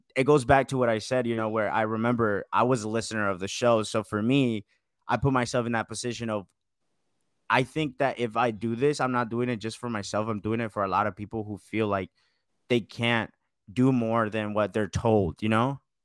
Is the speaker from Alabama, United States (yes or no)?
no; Marietta, Georgia, United States; Marietta, Georgia, kinda close to Atlanta